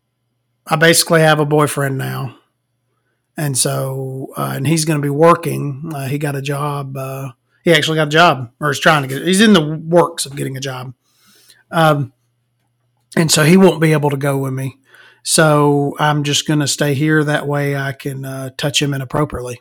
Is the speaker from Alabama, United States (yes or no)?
yes; small town Alabama, United States; born or raised there